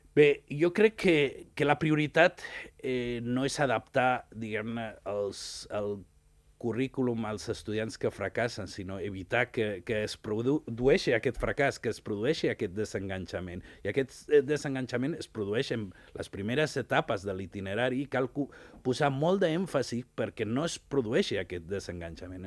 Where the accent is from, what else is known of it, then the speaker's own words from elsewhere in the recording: Ibiza, Balearic Islands, Spain; moved away; Jo sóc nascut a Eivissa